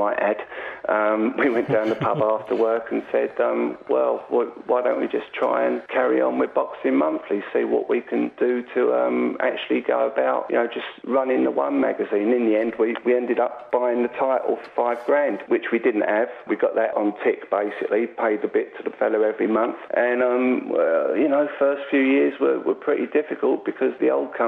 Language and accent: English; London, United Kingdom; I was born and raised in Acton, West London